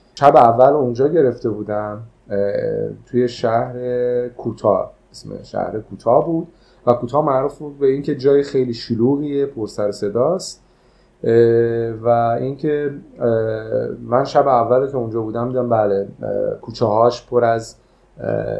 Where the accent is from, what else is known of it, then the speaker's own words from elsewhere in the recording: Iran; ما ایرانی هستیم